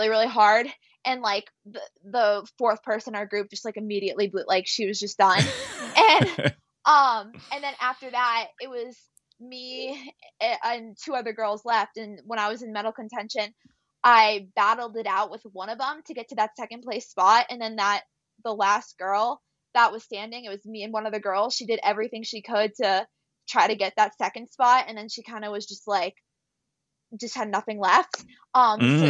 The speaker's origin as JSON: {"language": "English", "country": "United States", "said": "I'm coming over from America"}